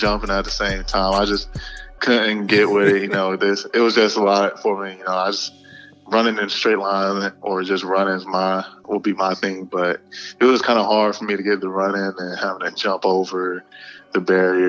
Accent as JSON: {"language": "English", "region": "Georgia", "country": "United States", "moved": "as an adult", "said": "we're both from Georgia"}